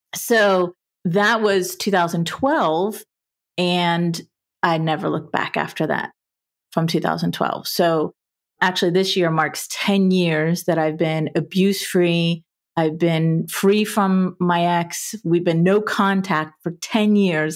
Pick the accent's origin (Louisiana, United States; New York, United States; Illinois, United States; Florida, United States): Florida, United States; South; I was born and raised in South Florida in a middle class family environment